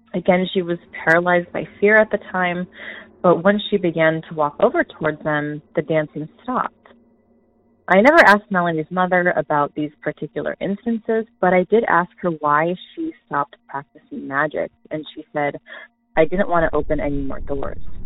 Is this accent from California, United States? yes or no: yes; Southern California, United States; I'm from Southern California